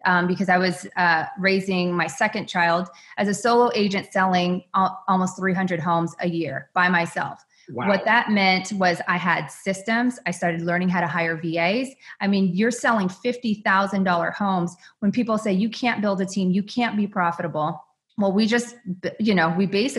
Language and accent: English; Bay Area, California, United States; moved away as an adult; also born or lived in Phoenix; I had been born and raised in the Bay Area